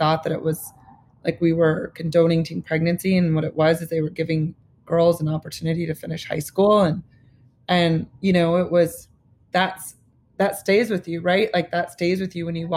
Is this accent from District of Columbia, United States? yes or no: no; Lincoln, Nebraska, United States; moved away as an adult; also born or lived in New York; Growing up in Lincoln, Nebraska